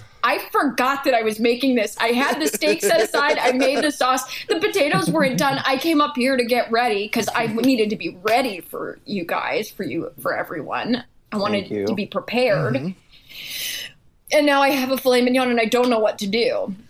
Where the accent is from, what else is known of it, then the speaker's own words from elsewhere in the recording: New York, United States; Yeah. I'm from New York.